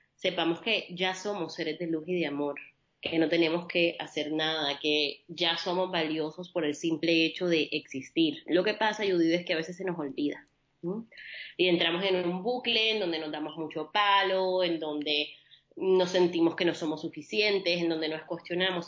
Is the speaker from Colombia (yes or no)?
yes; Barranquilla, Atlántico, Colombia; colombo-libanesa, nacida en la costa caribe colombiana, en Barranquilla, y siempre crecí en un hogar mixto